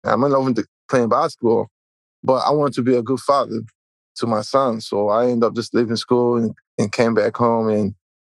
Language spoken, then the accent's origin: English; Haiti; also born or lived in Elizabeth, New Jersey; now in New Jersey, United States; I'm originally from Haiti. Right now, I'm in New Jersey